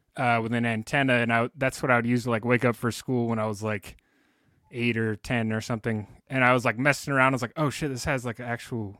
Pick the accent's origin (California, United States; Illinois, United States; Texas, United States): California, United States; San Jose; I grew up in San Jose in California